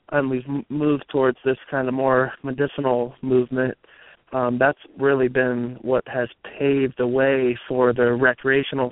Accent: New Jersey, United States; now in Colorado, United States; I grew up in New Jersey

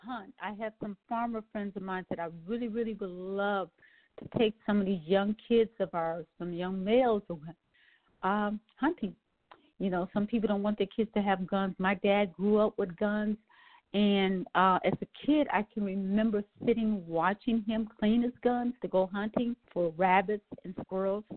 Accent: Wisconsin, United States; I'm from Wisconsin

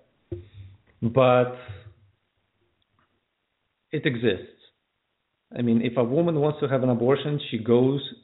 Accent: United States; also born or lived in Ukraine; I was raised in the States for the most part

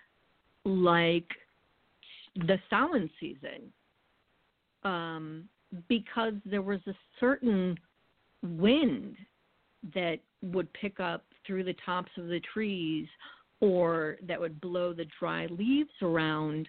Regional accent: New England, United States; having been born and raised in New England

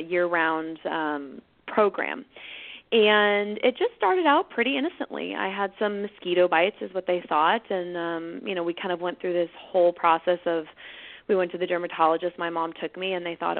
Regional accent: Northern California, United States; I was born and raised in Northern California, and I'm still here

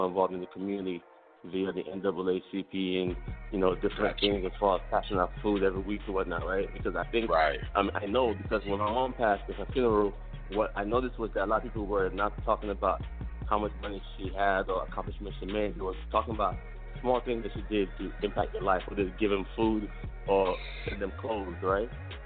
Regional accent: Lagos, Nigeria; moved away; I was born in Lagos, Nigeria

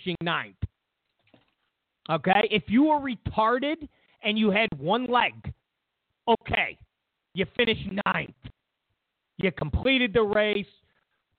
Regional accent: New York, United States; now in California, United States; I come from New York.

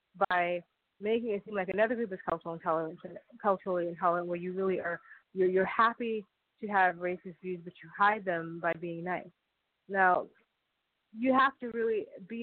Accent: United States; as an American

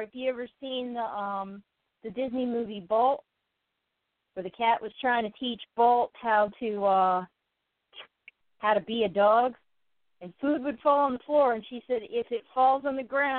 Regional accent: United Kingdom; I'm the Brit

